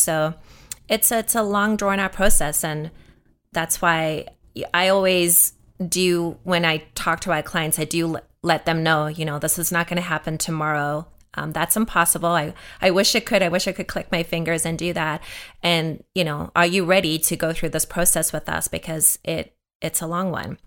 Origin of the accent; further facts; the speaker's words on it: South Africa; moved away; I'm actually from South Africa, so growing up in South Africa, there was not a lot of T V. And when I first immigrated